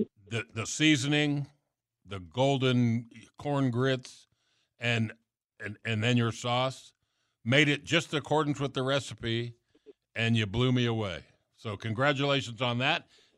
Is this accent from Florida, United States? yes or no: yes; Miami, Florida, United States; I grew up in South Florida.